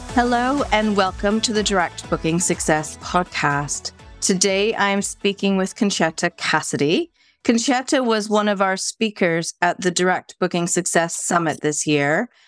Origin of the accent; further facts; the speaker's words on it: Canada; now in North West England, United Kingdom; I'm Canadian living in the UK